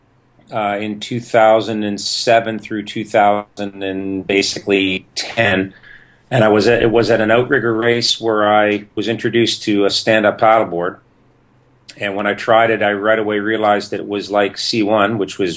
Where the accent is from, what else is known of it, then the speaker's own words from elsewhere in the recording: Toronto area, Ontario, Canada; I'm Canadian in the Toronto area, and I started canoeing when I was 11 years old at the local canoe club